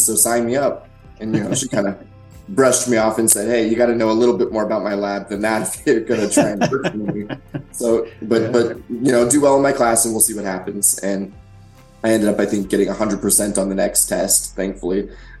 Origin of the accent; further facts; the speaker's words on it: Idaho, United States; But I think originally, I grew up in Idaho.